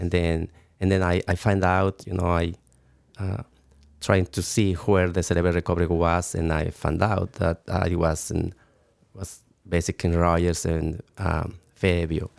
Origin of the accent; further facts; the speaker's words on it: Mexico City, Mexico; English is a second language; also born or lived in Toluca; I, I born in Mexico City